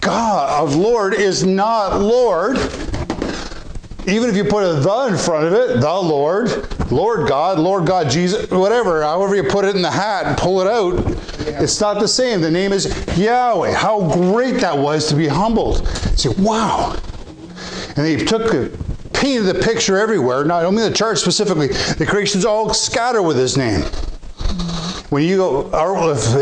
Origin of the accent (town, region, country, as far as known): Canada